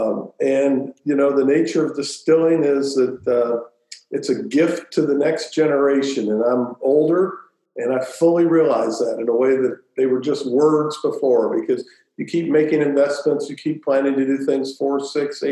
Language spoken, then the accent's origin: English; Louisville, Kentucky, United States; I grew up in Louisville